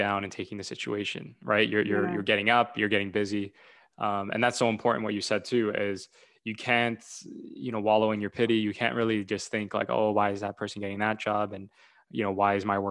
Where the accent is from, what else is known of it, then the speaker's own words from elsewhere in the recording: Toronto, Ontario, Canada; I come from Toronto